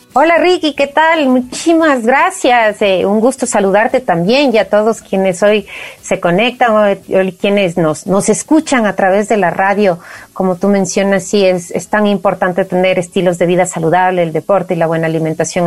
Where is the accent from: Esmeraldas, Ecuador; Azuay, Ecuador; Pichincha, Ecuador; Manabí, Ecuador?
Pichincha, Ecuador; Valle de los Chillos; crecí en el Valle de los Chillos